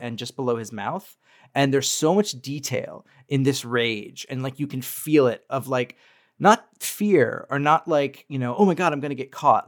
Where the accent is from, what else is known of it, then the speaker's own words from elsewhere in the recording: Colorado, United States; I grew up in Colorado